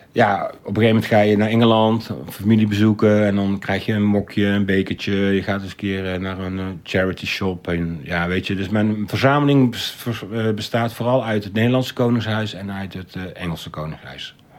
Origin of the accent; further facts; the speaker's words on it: Breda, North Brabant, Netherlands; now in Rotterdam, Netherlands; ik ben geboren in Breda. Breda is al van oudsher een oranje stad. Eh, Willem van Oranje heeft er gewoond. En dat leerde ik op school, op de basisschool